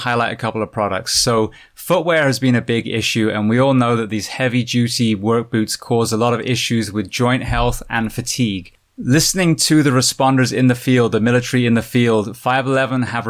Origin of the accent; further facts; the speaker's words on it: Bath, South West England, United Kingdom; moved away; Being British, being from Bath